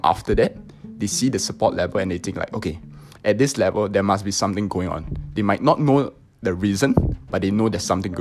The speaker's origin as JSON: {"language": "English", "country": "Singapore", "said": "So I'm from Singapore"}